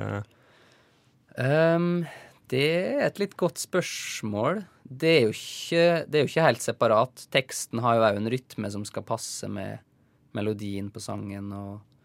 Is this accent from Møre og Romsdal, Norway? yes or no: yes; Isfjorden, Møre og Romsdal, Norway; Det er oppkalt etter ei elv i Isfjorden, der jeg kommer fra. Isfjorden i Rauma